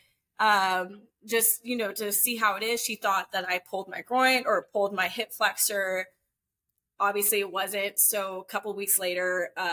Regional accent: Atlanta, Georgia, United States; I'm from Atlanta, so we're always down there

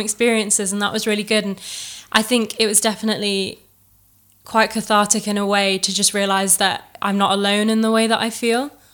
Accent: Chesterfield, East Midlands, United Kingdom; I was born and bred in Chesterfield

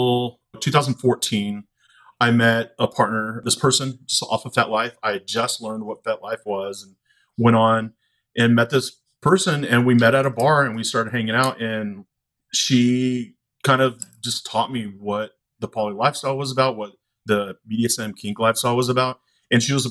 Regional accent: outside of Austin, Texas, United States; I grew up outside of Austin

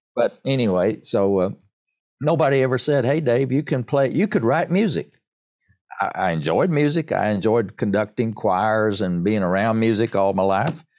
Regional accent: Erwin, Tennessee, United States; I'm a born and bred East Tennessee

